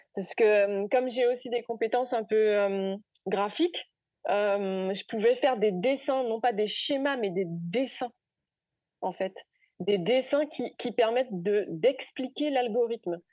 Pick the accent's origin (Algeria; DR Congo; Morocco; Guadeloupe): Guadeloupe; Gourbeyre; moved away as an adult; also born or lived in Basse-Terre / Rennes / Spain; j'ai grandi à Gourbert, j'ai fait ma scolarité à Gourbert, je fais mon lycée à, à basse au lycée Gerville-Réache